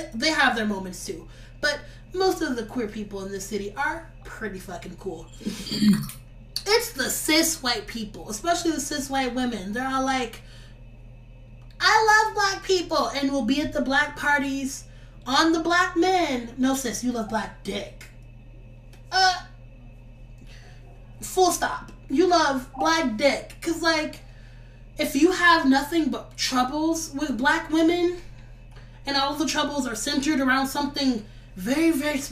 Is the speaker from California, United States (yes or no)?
yes; Los Angeles, California, United States; I'm from Watts, California